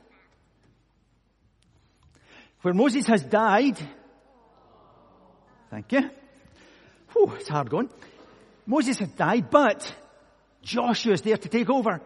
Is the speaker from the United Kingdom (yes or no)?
yes; Scotland, United Kingdom; I'm from Scotland